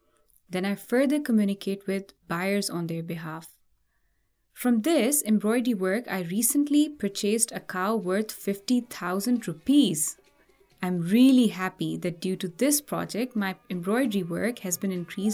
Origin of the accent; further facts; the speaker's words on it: Umerkot, Sindh, Pakistan; from Umerkot.